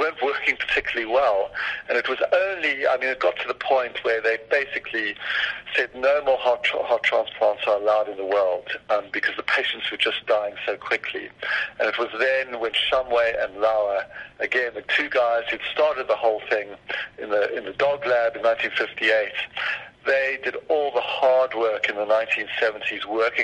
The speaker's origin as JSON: {"language": "English", "country": "South Africa", "tie": "born or raised there", "said": "I was only 6 years old in 67, so I was, for me as a South African"}